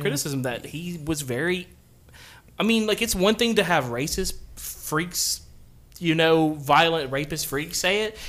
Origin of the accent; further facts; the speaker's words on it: Central Alabama, United States; we're from Central Alabama